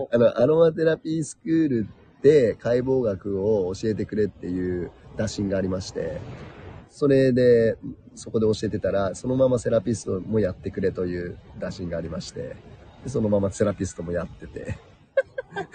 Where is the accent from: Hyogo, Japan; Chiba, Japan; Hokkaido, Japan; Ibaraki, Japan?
Chiba, Japan; moved away as an adult; also born or lived in New Mexico; 育ちは千葉県ですね。